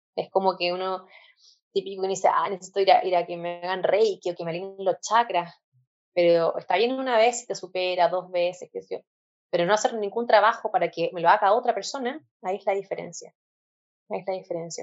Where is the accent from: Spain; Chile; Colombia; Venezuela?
Chile; yo soy de Chile, tengo 29 años.